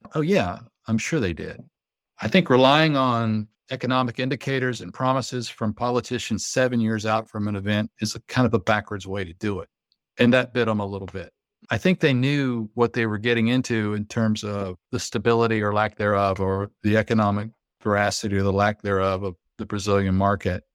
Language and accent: English; United States; as an American